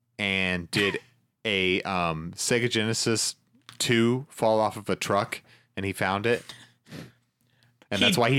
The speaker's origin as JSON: {"language": "English", "town": "Nixa", "region": "Missouri", "country": "United States", "tie": "born or raised there", "said": "I grew up in Nixa, a suburb of our town, which is just a few miles away from here."}